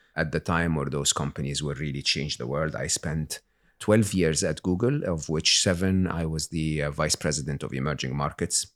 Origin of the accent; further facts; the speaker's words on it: Egypt; moved away; I was born and raised in Egypt